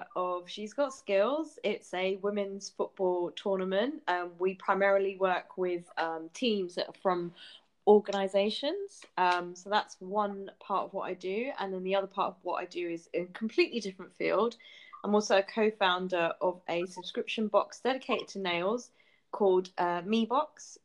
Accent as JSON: {"language": "English", "region": "London", "country": "United Kingdom", "tie": "born or raised there", "said": "I grew up in North London. I grew up in Haringey, so I'm a massive Tottenham fan"}